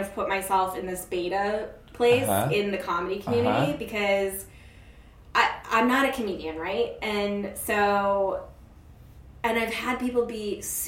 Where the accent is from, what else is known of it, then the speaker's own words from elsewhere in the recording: New York, United States; I'm a New Yorker.